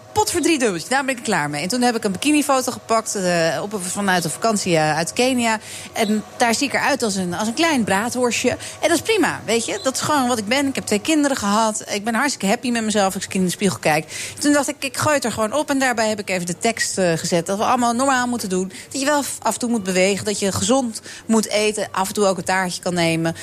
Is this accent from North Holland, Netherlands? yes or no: yes; Amsterdam, North Holland, Netherlands; Ik ben hier geboren en getogen in Amsterdam